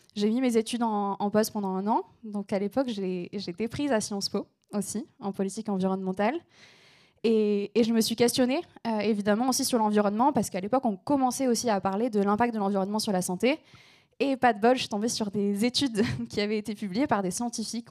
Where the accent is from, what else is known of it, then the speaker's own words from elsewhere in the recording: small town between Aix and Marseille, Provence-Alpes-Côte d'Azur, France; accent: southern; je viens du sud de la France, donc parfois vous entendrez un peu mon accent, c'est normal. je viens d'une petite ville qui s'appelle Berlédan, qui est située entre Aix et Marseille.